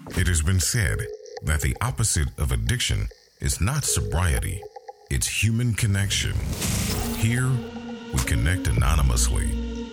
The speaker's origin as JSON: {"language": "English", "region": "small farm town in the Midwest", "country": "United States", "tie": "born or raised there", "said": "I moved back to my hometown, the small little farm town"}